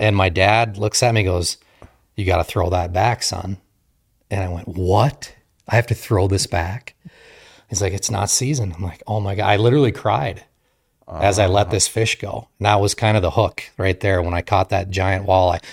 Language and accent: English; Marquette, Michigan, United States; moved away as an adult; also born or lived in Kaukauna, Wisconsin; I grew up in Marquette, Michigan, uh, so I'm a Youper